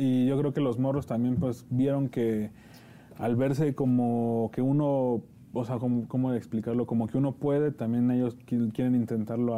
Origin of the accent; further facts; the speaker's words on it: Nezahualcóyotl, State of Mexico, Mexico; nosotros venimos de Nesa